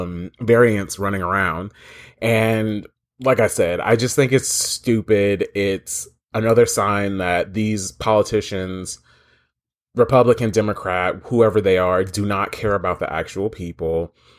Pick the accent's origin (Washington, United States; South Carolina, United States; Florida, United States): Florida, United States; I am unfortunately from Florida, and that sucks because this place is a hellhole swamp.